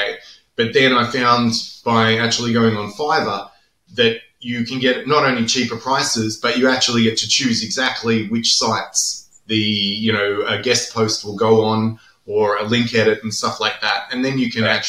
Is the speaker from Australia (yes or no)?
yes; Australia; I'm Australian